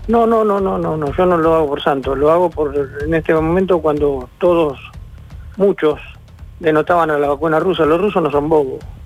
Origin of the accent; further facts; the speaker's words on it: Argentina; nosotros somos un país en desarrollo todavía